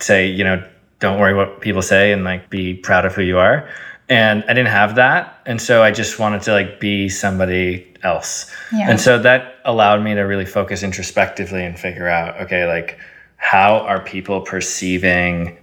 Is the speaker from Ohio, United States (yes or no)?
no; Eden Prairie, Minnesota, United States; first language Arabic; moved away; I grew up in a town in Minnesota called Eden Prairie, which is just a lovely town outside the beautiful city of Minneapolis